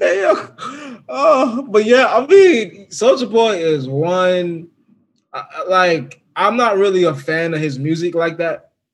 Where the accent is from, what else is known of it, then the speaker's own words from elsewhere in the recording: Virginia, United States; I'm from Virginia